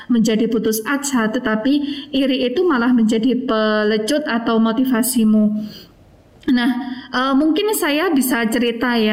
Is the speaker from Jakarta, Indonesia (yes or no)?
no; Trenggalek, East Java, Indonesia; karena uh, apa namanya saya berasal dari Trenggalek itu biasanya saya mendapatkan Eh, apa namanya ejekan wah anak galek makannya eh, apa namanya tiwul gaplek